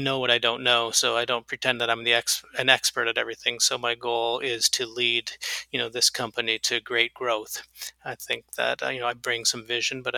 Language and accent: English; Canada; moved away; I grew up in Canada, so I'm a Canadian and an American